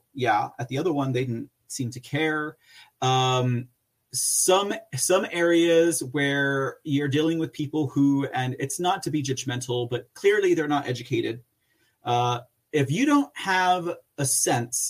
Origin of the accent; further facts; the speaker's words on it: Texas, United States; I'm from Texas